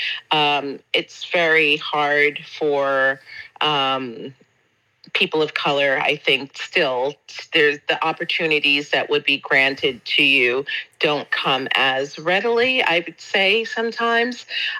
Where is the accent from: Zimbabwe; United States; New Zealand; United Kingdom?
United States; New York City, New York; moved away as an adult; also born or lived in Boston; now in Panama; native New Yorker. Panamanian descent. My parents are both Panamanian, and I grew up in New York and have been back in Panama for the last 16 years.